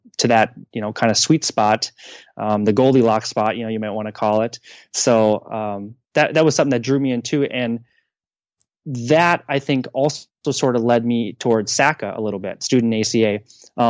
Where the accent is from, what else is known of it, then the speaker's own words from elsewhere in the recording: Ashland, Wisconsin, United States; now in St. Louis, United States; Ashland, Wisconsin, up at, on Lake Superior.